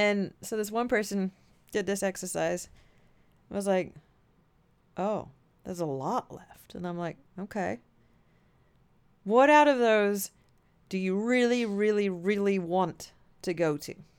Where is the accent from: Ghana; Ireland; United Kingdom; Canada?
United Kingdom; England; moved away as an adult; now in United States; coming from Europe, and I certainly, I'm from England